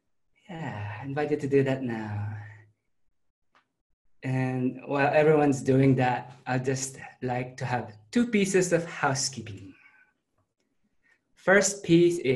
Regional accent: Philippines; moved away as an adult; also born or lived in Adelaide, Australia / Melbourne, Australia; now in Sydney, Australia; I grew up in the Philippines

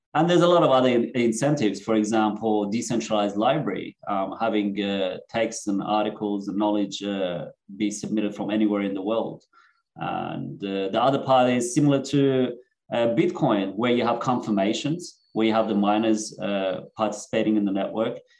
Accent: Sydney, New South Wales, Australia; born or raised there; also born or lived in Iran / Netherlands / Germany / Cyprus

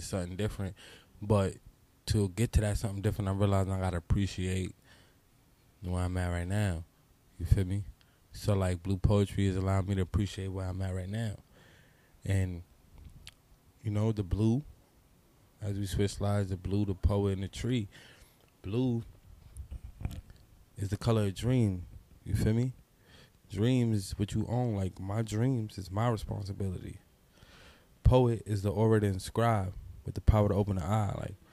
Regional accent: New York City, New York, United States; also born or lived in Brooklyn; I'm from New York City. I grew up in the Bronx, born in the Bronx, New York

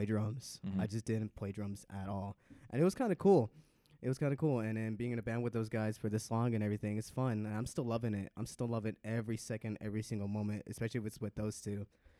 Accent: Las Vegas, Nevada, United States; also born or lived in California; And then when I was like around 6 years old, I moved from Cali to Vegas, like around like 2004

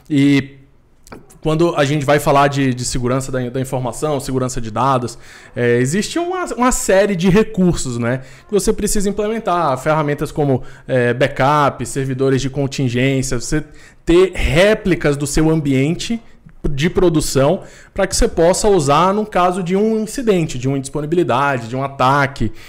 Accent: Recife, Pernambuco, Brazil; now in São Paulo, Brazil; é, tenho 29 anos, eu sou natural de Recife, mas moro aqui em São Paulo já há bastante tempo.

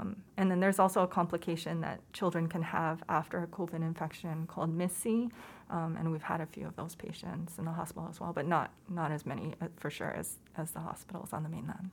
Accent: Hawaii, United States; moved away as an adult; also born or lived in Oakland, California; I was born and raised in Hawaii

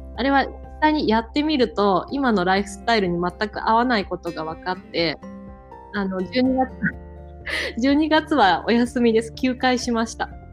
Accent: Tokushima, Japan; 地元の徳島

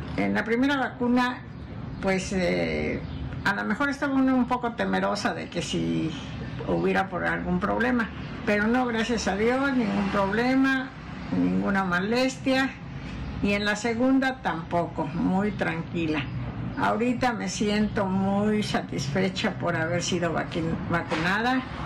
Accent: Oaxaca, Mexico; soy de Oaxaca, Oaxaca.

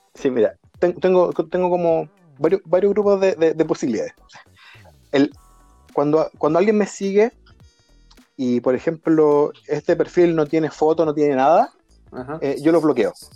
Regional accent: Chile; yo soy chileno

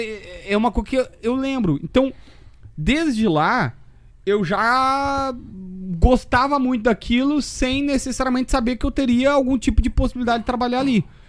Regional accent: Capivari do Sul, Rio Grande do Sul, Brazil; also born or lived in Osório; Eu, eu sou de Osório porque ninguém nasce em Capivaria. Minha cidade é tão pequena que não tem hospital, não tem nada.

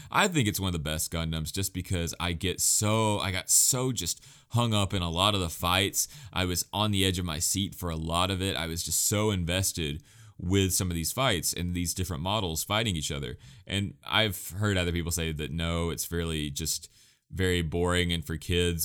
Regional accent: United States; as an American

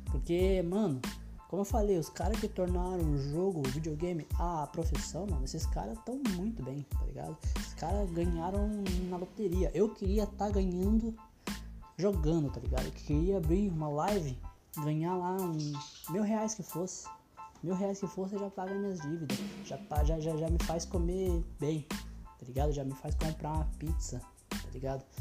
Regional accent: Pinhais, Paraná, Brazil; also born or lived in Quatro Barras; Então eu saí de Pinhais, fui morar em Quatro Barras e fiquei um ano em Quatro Barras

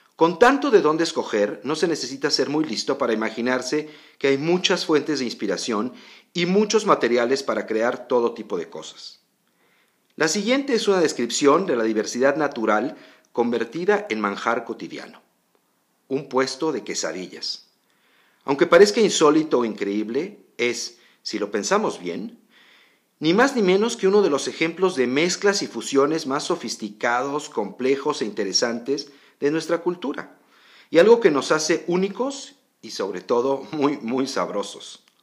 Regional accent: Mexico

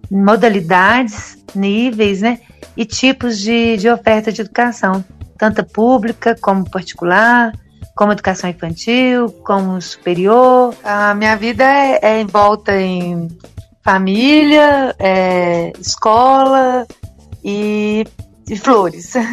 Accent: Arcos, Minas Gerais, Brazil; Então, eu sou aqui de Arcos, né, aqui é do interior de Minas Gerais, uma cidade de aproximadamente 40 mil habitantes aqui no Centro-Oeste. E nasci aqui, fui criada aqui, casei aqui.

